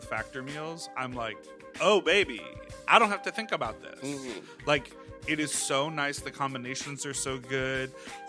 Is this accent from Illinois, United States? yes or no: yes; Evanston, Illinois, United States; I am from Evanston. That's my hometown.